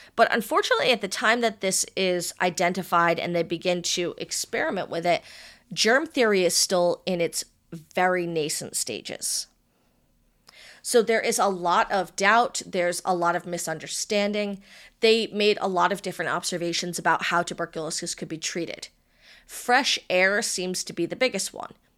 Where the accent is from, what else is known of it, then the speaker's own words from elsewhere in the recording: Rhode Island, United States; my hometown